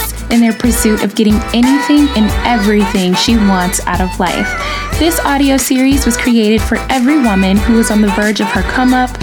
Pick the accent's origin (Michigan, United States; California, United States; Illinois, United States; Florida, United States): Illinois, United States; Chicago; born or raised there; moved away